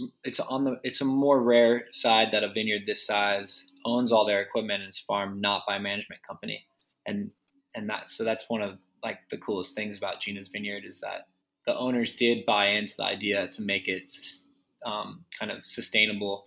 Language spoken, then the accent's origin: English; Rancho Cucamonga, California, United States; also born or lived in San Luis Obispo; I grew up in Ranch Cucamonga, so east of LA, southeast of LA in the Inland Empire